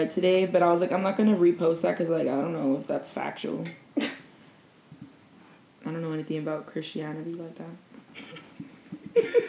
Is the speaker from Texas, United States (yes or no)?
yes; Texas, United States; we're from Texas.